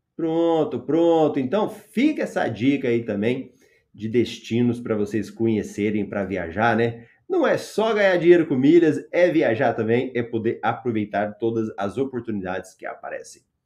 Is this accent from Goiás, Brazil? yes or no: yes; Goiânia, Goiás, Brazil; eu sou de Goiânia